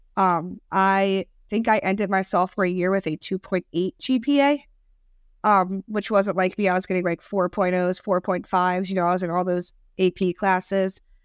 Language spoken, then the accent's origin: English; Maryland, United States; now in Cincinnati, United States; I'm from Maryland